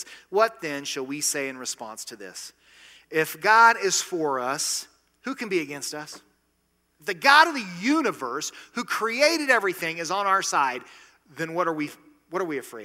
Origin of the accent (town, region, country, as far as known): United States